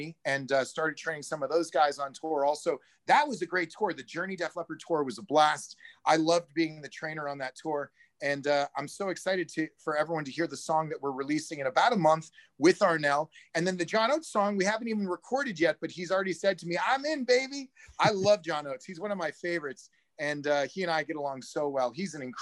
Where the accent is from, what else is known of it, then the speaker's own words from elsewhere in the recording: Maine, United States; now in Hollywood, United States; I'm from Maine.